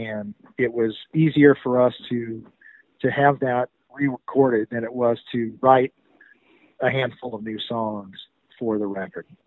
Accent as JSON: {"language": "English", "region": "the South", "country": "United States", "tie": "born or raised there", "also_born_or_lived": "Chattanooga area, Tennessee / Charlotte, North Carolina", "said": "most of us that were born and raised in the South at that time"}